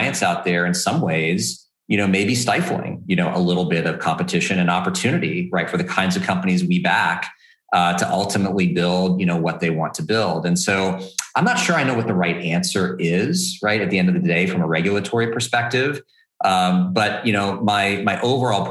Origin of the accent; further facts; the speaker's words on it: Texas, United States; as a Texan